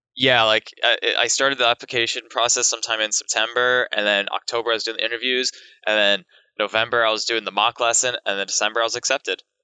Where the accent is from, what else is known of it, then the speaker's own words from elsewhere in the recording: Long Island, New York, United States; moved away as an adult; now in Tokyo, Japan; I lived in Long Island